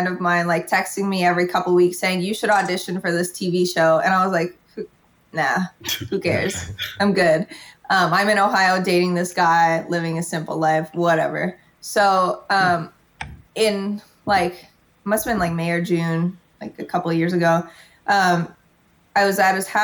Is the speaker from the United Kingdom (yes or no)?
no; Ottawa, Ontario, Canada; moved away as an adult; now in Toronto, Canada; I was from Ottawa